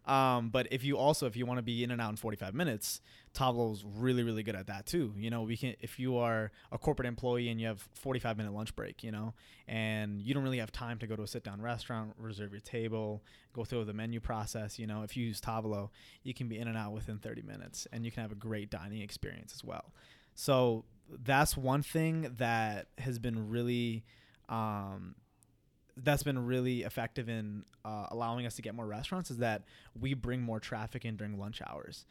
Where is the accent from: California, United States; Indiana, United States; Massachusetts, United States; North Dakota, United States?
North Dakota, United States; Fargo; moved away as an adult; also born or lived in Queens, New York / Punjab, India; now in Minneapolis, United States; I was born and raised in Queens, New York. I lived there for eight years. And then eventually my parents moved, my parents moved to, um, Fargo, North Dakota